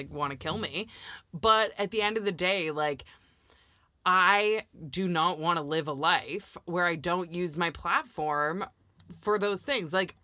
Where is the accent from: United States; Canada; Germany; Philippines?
Canada; I'm from Canada